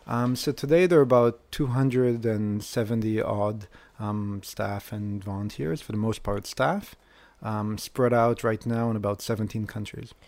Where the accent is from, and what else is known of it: Israel